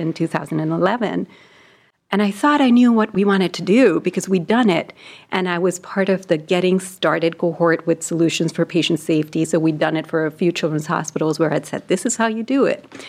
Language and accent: English; India; moved away as an adult; So I was born in India and I grew up there and I went to med school there.